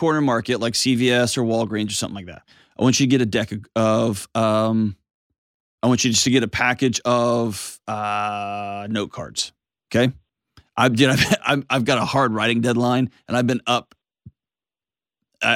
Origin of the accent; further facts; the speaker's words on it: Texas, United States; I grew up in Texas